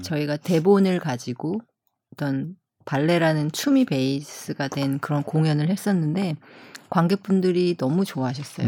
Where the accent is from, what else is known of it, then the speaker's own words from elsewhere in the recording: South Korea; 저도 한국 사람이라